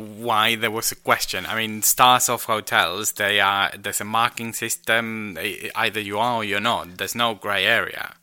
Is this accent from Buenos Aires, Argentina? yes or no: no; Rosario, Santa Fe, Argentina; moved away; my hometown of Rosario